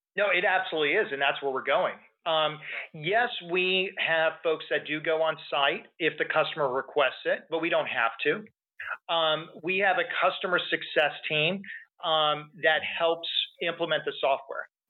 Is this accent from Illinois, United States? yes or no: no; Texas, United States; I'm from Texas